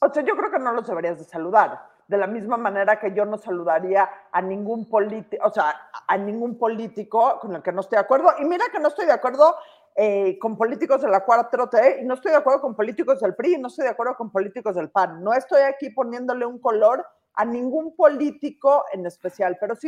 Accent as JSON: {"language": "Spanish", "country": "Mexico", "said": "toda la gente en este país tenemos tanto más en común como mexicanos"}